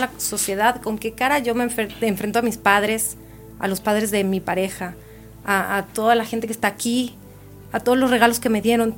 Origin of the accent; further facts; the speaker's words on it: Mexico; now in Chile; como yo todavía no me he nacionalizado chilena, y sigo siendo mexicana